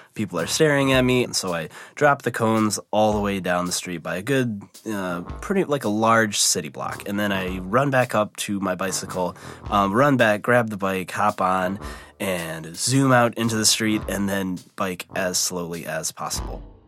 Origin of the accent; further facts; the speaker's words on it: Midwest, United States; I was born and raised in the Midwest